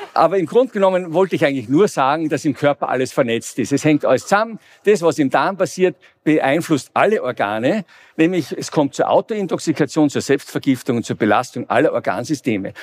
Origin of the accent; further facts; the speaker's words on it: Vienna, Austria; ich komme aus dem fernen, aus Mittleren Osten, wenn man so will, aus Wien